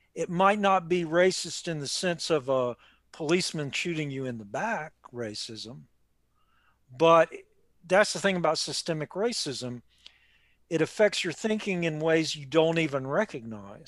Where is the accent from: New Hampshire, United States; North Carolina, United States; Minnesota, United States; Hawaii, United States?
North Carolina, United States; Raleigh; moved away; My old friends back in Raleigh